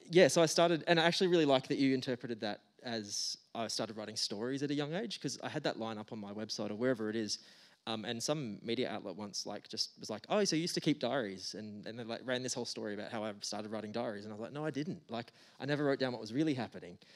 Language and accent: English; Geraldton, Western Australia, Australia; you can kind of you can move away from Geraldton, but the Gero Dero is always inside you forever